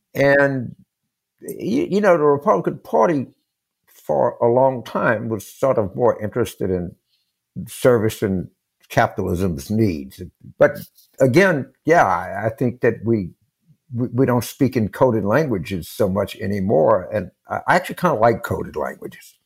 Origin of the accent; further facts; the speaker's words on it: Louisiana, United States; moved away; also born or lived in Pennsylvania; I grew up in Louisiana